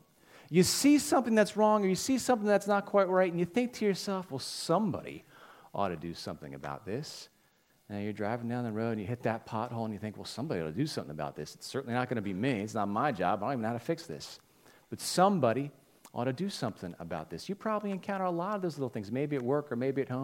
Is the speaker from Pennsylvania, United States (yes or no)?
yes; Holmes, Pennsylvania, United States; moved away as an adult; now in Norwood, United States; I live in Norwood now. I grew up in Holmes